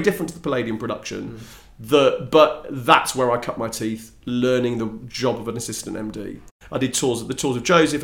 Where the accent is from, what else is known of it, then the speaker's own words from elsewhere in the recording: Coventry, West Midlands, United Kingdom; moved away as an adult; now in London, United Kingdom; I was born and raised in Coventry. I don't have a Cockney bone in my body